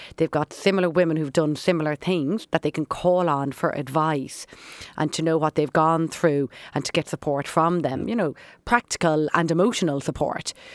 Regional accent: Dublin, Leinster, Ireland; We grew up in Dublin

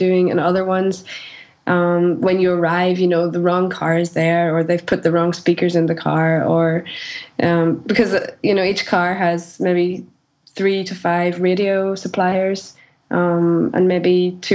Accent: Northern Ireland, United Kingdom; moved away; I'm from Northern Ireland

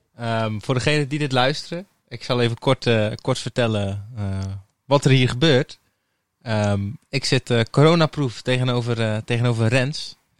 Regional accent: Terneuzen, Zeeland, Netherlands; geboren en getogen in Terneuzen

